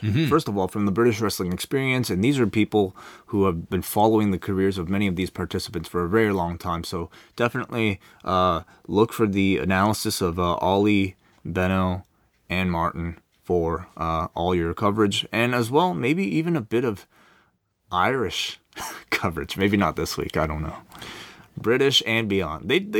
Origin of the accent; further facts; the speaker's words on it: Melbourne, Victoria, Australia; Even without brand champions AJ and Carmella, who have been there in my hometown of Melbourne this week